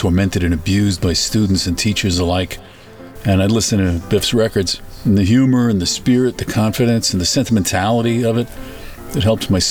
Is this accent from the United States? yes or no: yes; New York City, New York, United States; I was from New York.